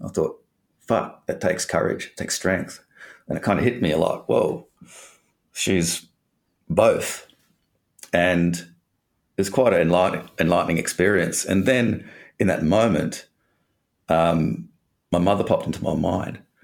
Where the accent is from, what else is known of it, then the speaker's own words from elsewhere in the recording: Perth, Western Australia, Australia; I'm from Perth, and grew up in Perth, Western Australia.